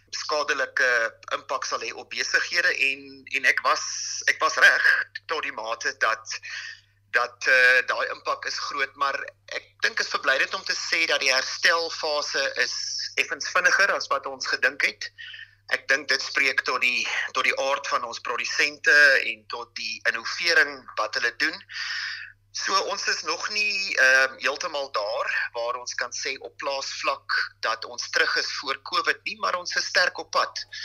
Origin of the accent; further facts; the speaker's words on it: South Africa; ons as Suid-Afrikaners